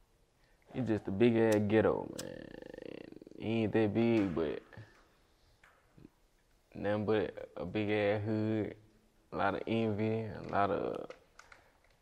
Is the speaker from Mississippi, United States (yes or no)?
yes; Greenwood, Mississippi, United States; also born or lived in Memphis, Tennessee; I wasn't just necessarily always in Greenwood. Really, I was back and forth, I'm gonna say. I was in Memphis and I was in Greenwood